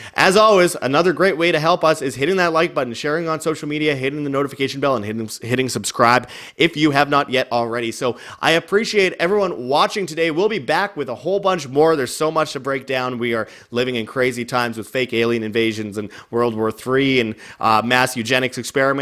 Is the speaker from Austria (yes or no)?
no; Canada; moved away as an adult; now in Mexico; I'm just like some Canadian dude that's not proud of being Canadian, that just doesn't wanna be in Canada